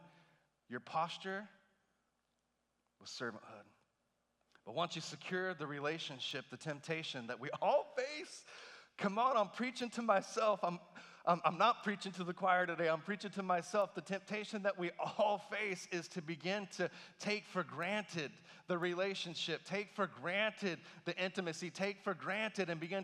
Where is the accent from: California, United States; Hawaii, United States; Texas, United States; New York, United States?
Texas, United States; Texas Panhandle, United States; I grew up in the Texas Panhandle.